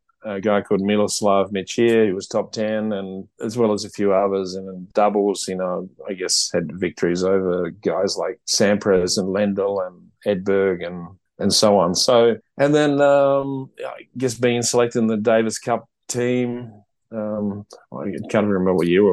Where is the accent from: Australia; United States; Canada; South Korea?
Australia; Port Noarlunga, South Australia; I'm from the southern Fleurieu area. So I grew up in Port Nolunga